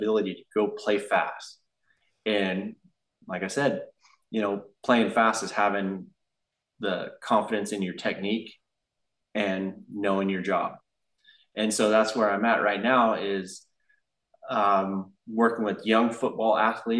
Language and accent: English; Porterville, California, United States; now in Central Coast, United States; over in Porterville, over my hometown